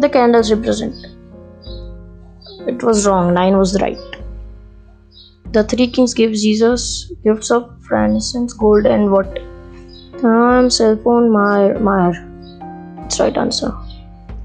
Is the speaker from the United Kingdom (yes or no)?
no; India; I'm an Indian